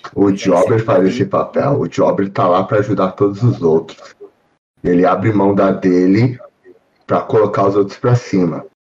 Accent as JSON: {"language": "Portuguese", "country": "Brazil", "moved": "yes", "lives_now": "Florida, United States", "said": "eu sou brasileiro"}